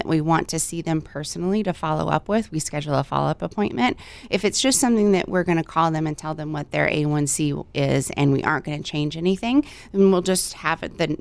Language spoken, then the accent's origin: English; Texas, United States; now in Hawaii, United States; I'm from Texas. I've been in Hawaii for about 15 years.